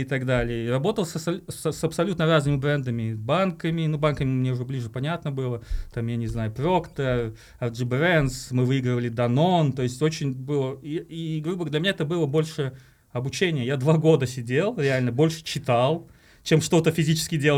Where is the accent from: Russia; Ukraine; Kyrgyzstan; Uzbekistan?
Uzbekistan; Tashkent; moved away as an adult; now in Kazakhstan; я сам родился в Ташкенте на самом деле и э, Э, здесь недалеко жил, э, на Айбек, и ходил в 110-ю школу